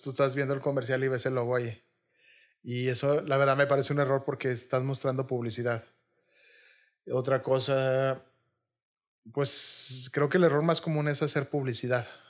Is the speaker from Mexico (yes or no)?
yes; Monterrey, Nuevo León, Mexico; also born or lived in Xalapa, Veracruz; Yo soy regio, me considero muy regio y me gusta mucho Monterrey